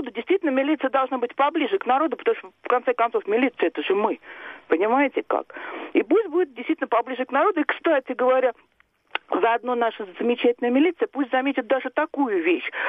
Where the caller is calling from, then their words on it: Moscow, Russia; А, здравствуйте, я из Москвы.